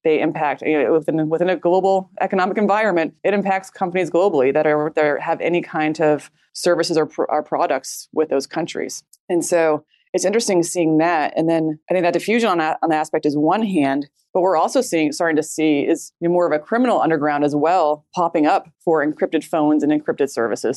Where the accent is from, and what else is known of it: United States